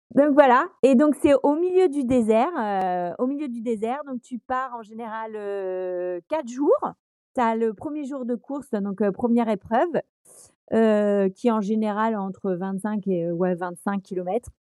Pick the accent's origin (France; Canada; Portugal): France; Brittany; je suis une bretonne